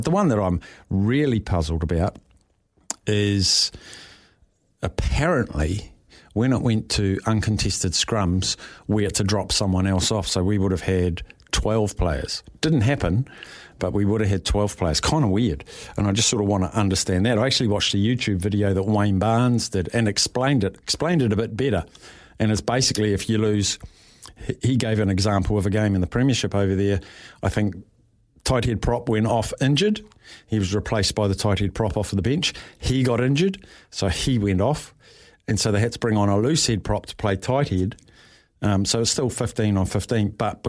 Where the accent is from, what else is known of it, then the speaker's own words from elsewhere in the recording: New Zealand; So just want to get what, now as a Kiwi, but I want the UK's take on that weekend's performances by those Northern Hemisphere teams.